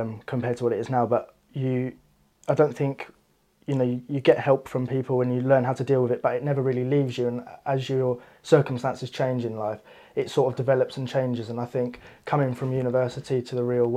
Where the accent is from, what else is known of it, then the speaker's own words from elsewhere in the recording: Iver, South East England, United Kingdom; I'm from Buckinghamshire, Iver